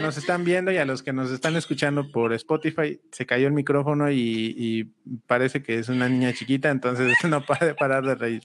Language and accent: Spanish; Huajuapan de León, Oaxaca, Mexico; nosotros somos de Guajopan de León, Oaxaca